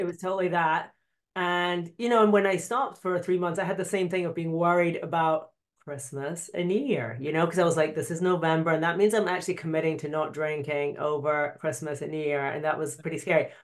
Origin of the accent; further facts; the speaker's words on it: Scotland, United Kingdom; I'm Scottish